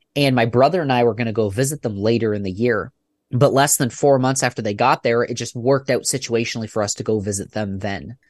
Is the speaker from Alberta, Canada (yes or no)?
no; about an hour and a half east of Toronto, Ontario, Canada; now in Michigan, United States; I was born and raised in Canada